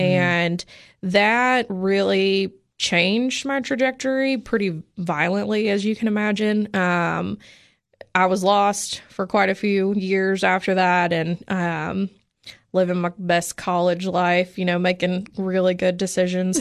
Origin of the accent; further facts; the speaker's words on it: Oliver Springs, Tennessee, United States; moved away as an adult; also born or lived in Indiana / Portland, Oregon; now in Cookeville, United States; grew up in the Knoxville area. So right outside of Oak Ridge in a really tiny town called Oliver Springs